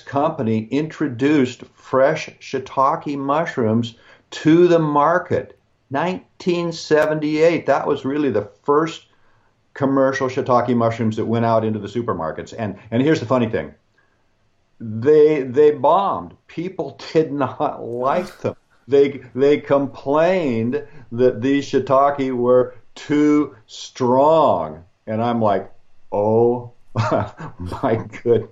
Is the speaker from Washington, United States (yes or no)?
yes; Pacific Northwest, Washington, United States; I'm born and raised in the Pacific Northwest, and this is a area that's very, very green. In fact, Washington State, where I was born, is called the Evergreen State